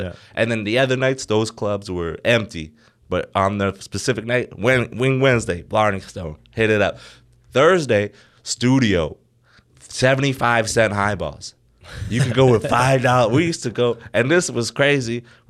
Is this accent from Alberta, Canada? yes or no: yes; Lethbridge, Alberta, Canada; born or raised there; moved away as an adult; now in Ontario, Canada